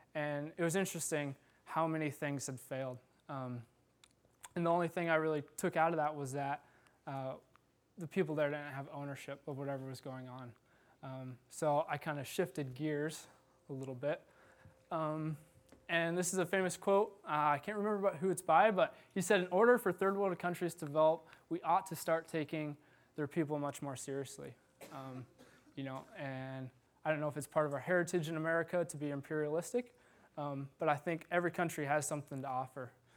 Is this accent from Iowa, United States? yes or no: yes; Iowa, United States; I've had a few bad farm injuries growing up in Iowa